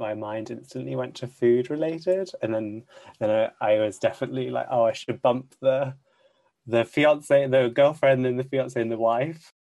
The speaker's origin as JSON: {"language": "English", "country": "United Kingdom", "also_born_or_lived": "Southampton", "said": "I'm from the UK, currently based in Southampton"}